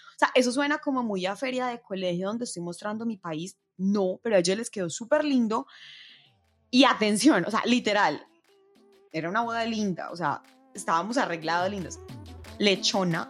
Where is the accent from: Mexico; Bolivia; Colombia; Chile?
Colombia; las personas que somos de Colombia